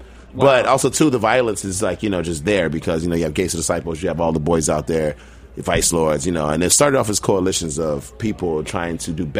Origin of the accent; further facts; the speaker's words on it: Chicago, Illinois, United States; moved away as an adult; also born or lived in Virginia; now in New York, United States; I grew up in Southside Chicago, like Caprini Green, Inglewood, Chicago, you know, the ruckus, I guess. The murder capital of the world